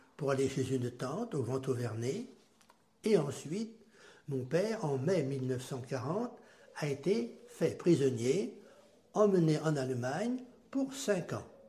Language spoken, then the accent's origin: French; Erbray, Pays de la Loire, France; also born or lived in Châteaubriant; je suis né en 1939 à Herbray